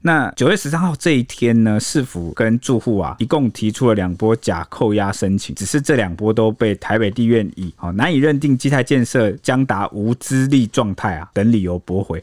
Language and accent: Chinese; Taiwan; 我们台湾人在一些事情上，他的品德不太行呢